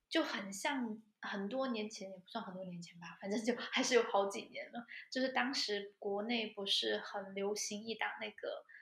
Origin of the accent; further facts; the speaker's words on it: China; moved away as an adult; now in Germany; 我妈妈之前有从国内给我寄艾灸过来